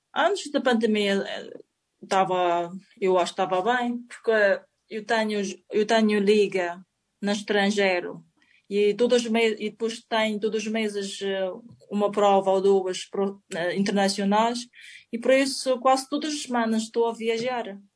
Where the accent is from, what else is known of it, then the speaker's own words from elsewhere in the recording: China; Portuguese is a second language; moved away as an adult; also born or lived in Spain / Madeira; now in Portugal; venho da China